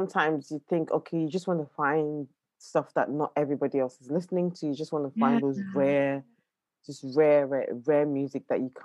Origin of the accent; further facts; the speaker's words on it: Nigeria; moved away; also born or lived in London; I was born in London, but I spent my childhood in Nigeria as well.